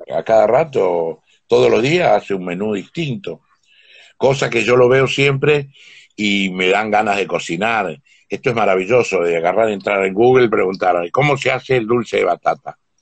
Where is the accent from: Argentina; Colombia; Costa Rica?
Argentina; Huachipas, Salta; yo nací en un pueblo en Salta, eh, que se llama Huachipas